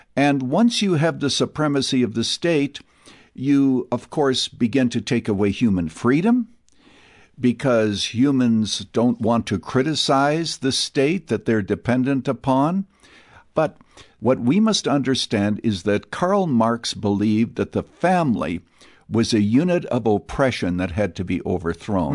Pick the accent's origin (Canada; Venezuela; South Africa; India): Canada; now in United States; I was born and raised in Canada. So I am an American citizen today. I am naturalized